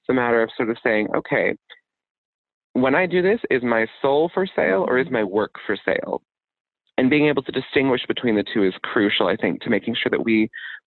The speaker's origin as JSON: {"language": "English", "town": "Birmingham", "region": "Alabama", "country": "United States", "tie": "born or raised there", "moved": "yes", "said": "my hometown of Birmingham, Alabama"}